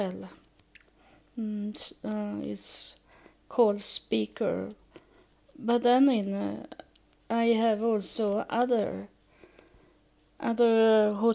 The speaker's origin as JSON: {"language": "English", "country": "Sweden", "tie": "born or raised there", "also_born_or_lived": "United States", "second_language": "English", "moved": "as an adult", "said": "I live in Sweden, and I was born in Sweden, but I have been living in the United States for 6 years, so I can speak a little English"}